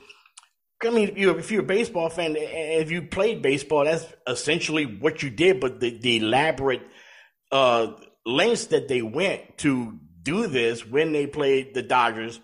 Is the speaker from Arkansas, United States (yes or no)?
no; Louisiana, United States; I grew up in Louisiana